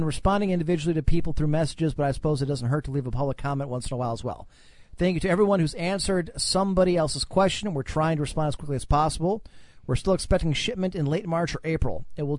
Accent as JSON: {"language": "English", "town": "Cleveland", "region": "Ohio", "country": "United States", "tie": "born or raised there", "said": "When I was growing up in Cleveland, the Browns had the opportunity to make the Super Bowl behind Bernie Kosar."}